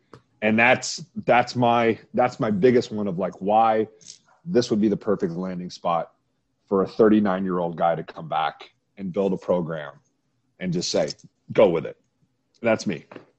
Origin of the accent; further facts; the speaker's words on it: Adrian, Michigan, United States; I grew up in Adrian, Michigan.